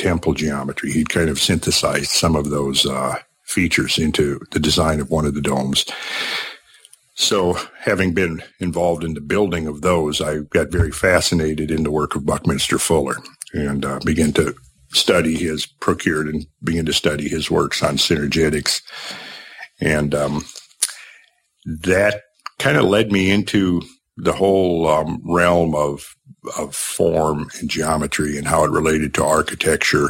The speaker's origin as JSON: {"language": "English", "region": "Minnesota", "country": "United States", "tie": "born or raised there", "said": "where I grew up in Minnesota."}